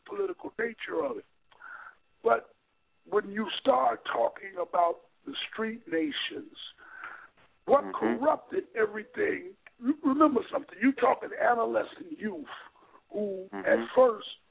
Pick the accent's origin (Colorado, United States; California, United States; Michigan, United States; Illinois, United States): Illinois, United States; Chicago; I grew up in Chicago. I grew up in the Lawndale community. I'm from the West Side